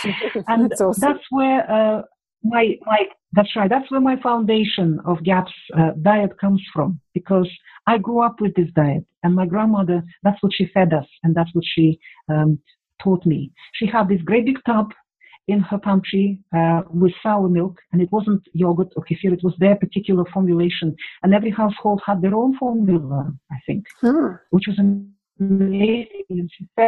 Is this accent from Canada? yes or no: no; Russia; And at that time, I grew up in the Soviet Union. There were Russians.